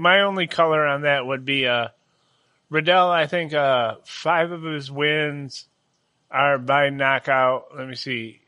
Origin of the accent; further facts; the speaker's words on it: United States; in America we do wrestling